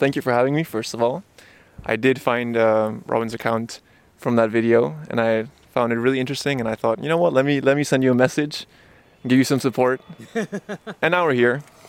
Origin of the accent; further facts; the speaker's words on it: Barcelona, Catalonia, Spain; moved away as an adult; also born or lived in Japan / Luxembourg; now in Amsterdam, Netherlands; And then when I was like 4-ish, 5-ish, moved to Barcelona. And then when I was 20, so 2 years ago, I moved here.